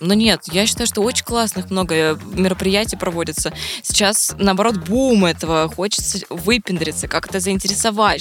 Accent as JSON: {"language": "Russian", "town": "Vladivostok", "region": "Primorsky Krai", "country": "Russia", "said": "я просто из Владивостока"}